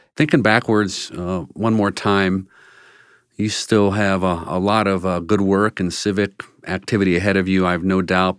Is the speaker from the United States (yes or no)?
yes; Washington, District of Columbia, United States; now in Cleveland, United States; I grew up in Washington, D C